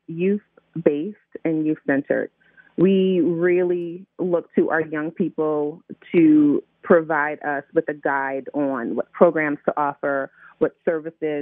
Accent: Middletown, Connecticut, United States; now in Baltimore, United States; I'm from Middletown, Connecticut

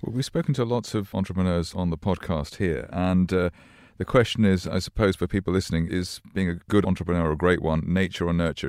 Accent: Glasgow, Scotland, United Kingdom; I was born in Glasgow

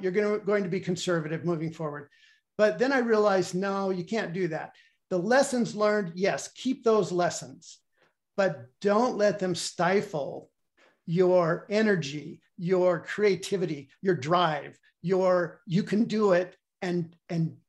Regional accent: Bend, Oregon, United States; I grew up in Bend, Oregon

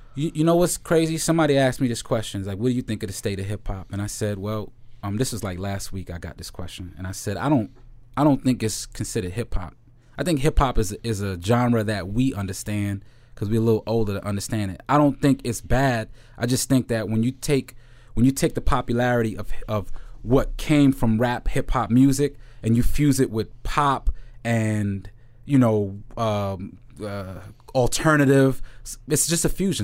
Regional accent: New York, United States; I'm from the Heights, uh, and, you know, I speak a little Spanish, but, um, but I'm, but my family's from Jamaica

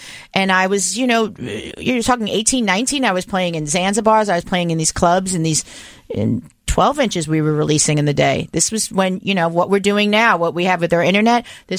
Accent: Long Island, New York, United States; I was born in New York. But didn't you grow up in Long Island? I did grow up in Long Island.

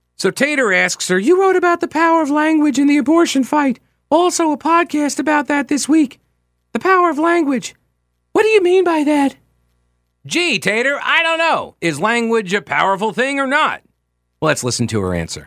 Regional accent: Long Island, New York, United States; moved away as an adult; also born or lived in Winthrop University, South Carolina; being from Long Island

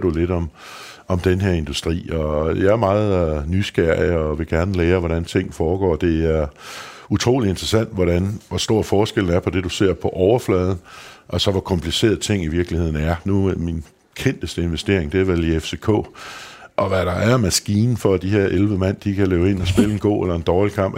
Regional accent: Løgstrup, Central Denmark Region, Denmark; also born or lived in Copenhagen; der gik jeg faktisk hele min opvækst i, i, i Lykstrup der, som er en lille landsby øh, mellem Viborg og Skive

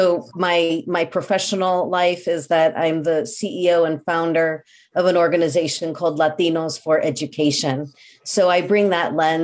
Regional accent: Midwest, United States; now in Belmont, United States; we're both from the Midwest

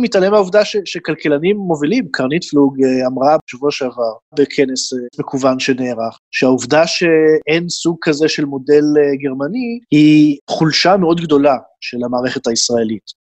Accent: Israel; now in Berlin, Germany; בתור ישראלי שגר בגרמניה

